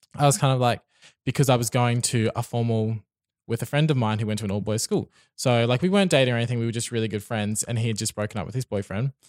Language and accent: English; Brisbane, Queensland, Australia; I've lived in Brisbane my whole life